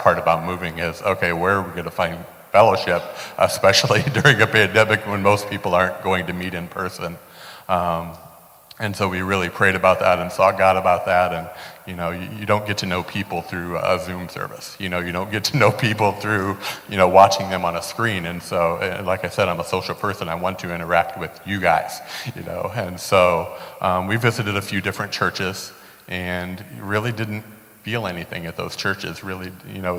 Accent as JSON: {"language": "English", "town": "Fort Wayne", "region": "Indiana", "country": "United States", "tie": "born or raised there", "moved": "as an adult", "lives_now": "Cleveland, United States", "said": "I was born and raised in Fort Wayne, Indiana. Lived there my entire life up until last summer."}